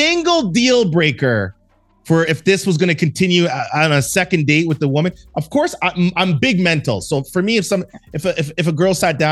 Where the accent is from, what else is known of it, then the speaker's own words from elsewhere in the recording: Canada; moved away as an adult; also born or lived in Los Angeles; I'm from Canada. You know, just I'm a Canadian dude.